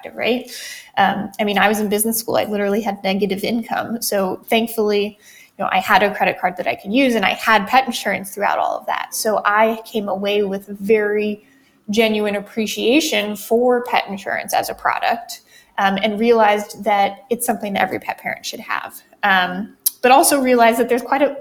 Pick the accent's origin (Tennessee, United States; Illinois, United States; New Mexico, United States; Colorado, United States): Colorado, United States; I grew up in Colorado